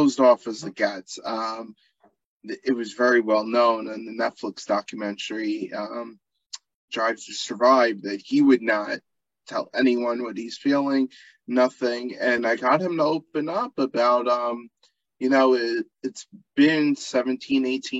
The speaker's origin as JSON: {"language": "English", "region": "New York", "country": "United States", "said": "as a New Yorker"}